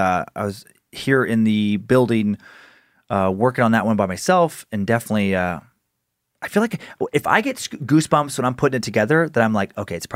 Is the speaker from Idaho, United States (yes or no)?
yes; Riggins, Idaho, United States; We didn't have any of those growing up around Riggins